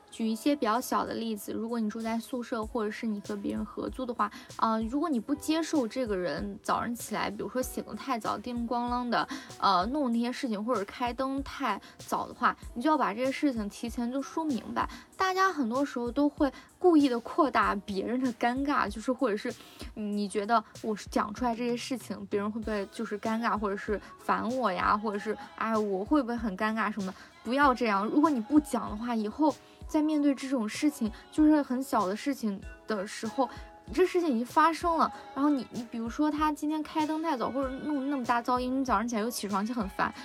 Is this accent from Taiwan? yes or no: no; China; 我们 中国